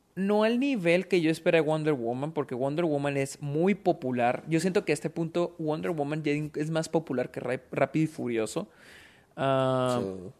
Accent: Delicias, Chihuahua, Mexico; nosotros que nacimos aquí en, en Delicias, en Chihuahua

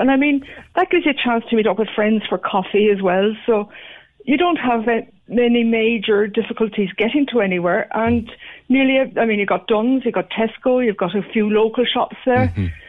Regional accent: Cork, County Cork, Ireland; I was on before in Born and Bred in the North Side.

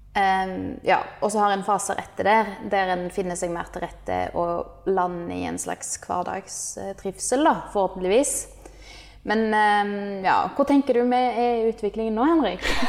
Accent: Norway; moved away as an adult; now in Indonesia; et sånn selvstendig liv som vi er vant med fra Norge

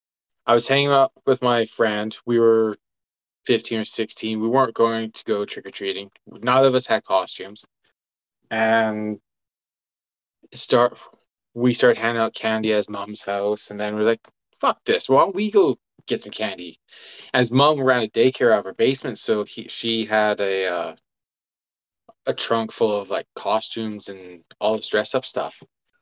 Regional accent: Edmonton, Alberta, Canada; when I was a kid growing up in Edmonton

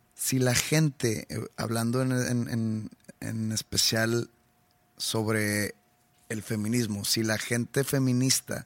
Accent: Monterrey, Nuevo León, Mexico; yo soy de aquí, yo vivo aquí. Y pues yo disfruto mucho tocar aquí en mi, en mi ciudad natal

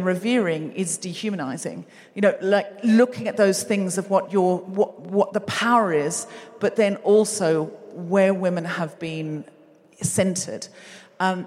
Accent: Queensland, Australia; I was raised in Queensland

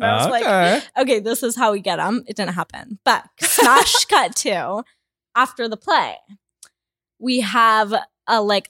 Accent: Kamloops, British Columbia, Canada; I'm from Kamloops.

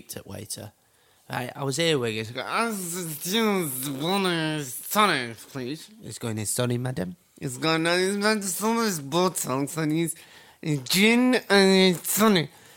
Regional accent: United Kingdom; I'm so Brit abroad

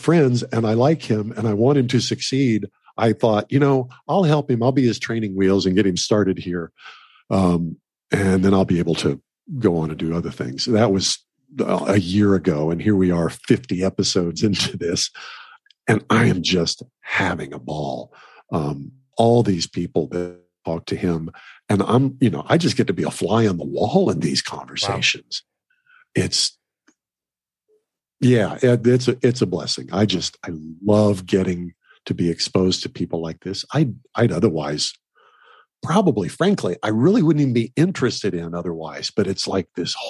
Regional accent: Oklahoma, United States; I grew up in Oklahoma eating fresh beef.

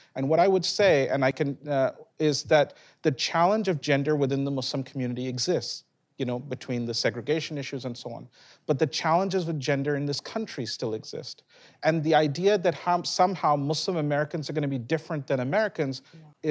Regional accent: England, United Kingdom; now in United States; where I was born in England

